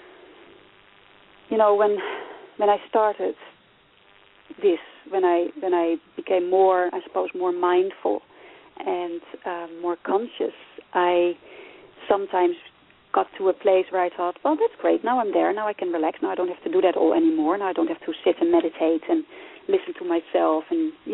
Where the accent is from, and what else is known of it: Netherlands; born or raised there; also born or lived in Nigeria; now in Ireland